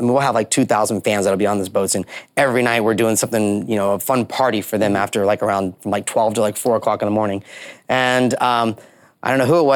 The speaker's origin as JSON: {"language": "English", "town": "Orlando", "region": "Florida", "country": "United States", "tie": "born or raised there", "said": "a kid growing up in Orlando"}